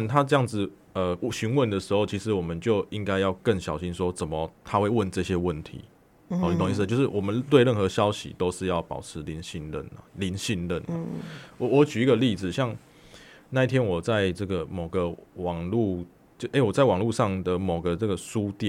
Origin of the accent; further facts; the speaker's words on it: Taiwan; 我们台湾人会对于一些讯息或者对一些可能一些交往人人就是有有人有人就应该说人际关系上，我会确实很多的存疑